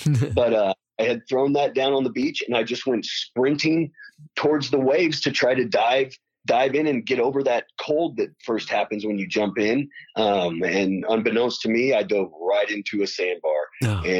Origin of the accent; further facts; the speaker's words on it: Lawrence, Kansas, United States; moved away as an adult; now in Louisville, United States; I'm from Lawrence, Kansas, and I say I'm from Lawrence, Kansas. You know, my parents are from there. My grandparents are from there. I'm very intertwined in the community there.